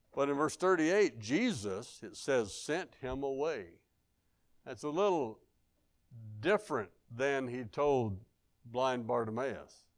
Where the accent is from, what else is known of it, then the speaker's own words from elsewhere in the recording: Arkansas, United States; I'm from Arkansas.